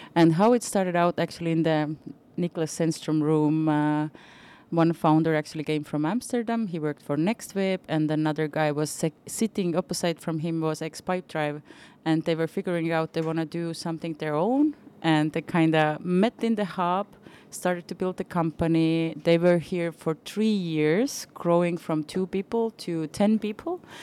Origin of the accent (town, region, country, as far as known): Viljandi, Viljandi County, Estonia; born or raised there